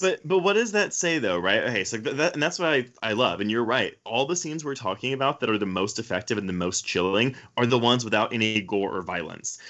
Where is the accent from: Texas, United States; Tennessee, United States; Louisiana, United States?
Texas, United States; Houston; I grew up in Houston